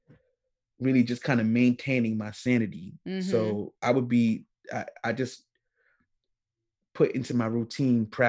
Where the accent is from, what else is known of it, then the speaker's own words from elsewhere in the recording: New York City, New York, United States; accent: New York; Born and raised in Queens, New York, Jamaica, Queens